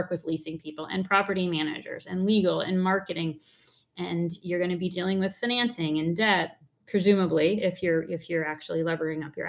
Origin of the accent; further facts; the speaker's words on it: Wappingers Falls, New York, United States; I grew up in a place called Wappingers Falls in New York